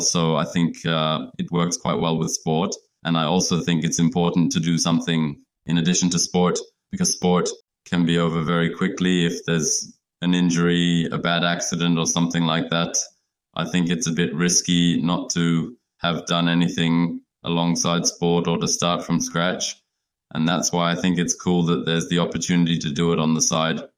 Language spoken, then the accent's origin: English; Leipzig, Saxony, Germany; English is a second language; we all live in Leipzig, in my, my hometown